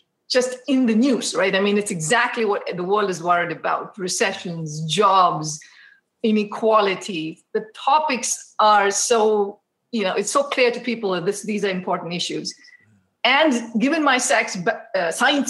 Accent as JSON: {"language": "English", "town": "Mysore", "region": "Karnataka", "country": "India", "tie": "born or raised there", "moved": "as an adult", "lives_now": "United States", "said": "So home is this town called Mysore, which is close to Bangalore."}